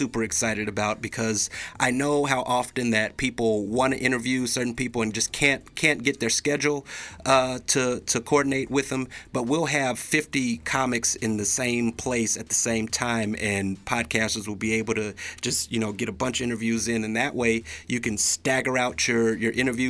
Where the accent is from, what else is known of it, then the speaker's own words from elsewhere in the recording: Chicago, Illinois, United States; moved away; also born or lived in Boise, Idaho; I'm from Chicago originally, but I actually started my comedy career in Boise back during the old Funny Bone days.